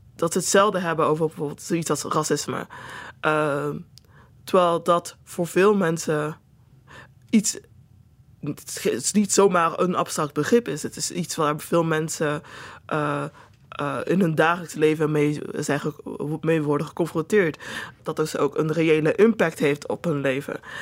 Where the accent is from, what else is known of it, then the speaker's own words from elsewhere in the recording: Netherlands; ik dus in Nederland ben geboren en opgegroeid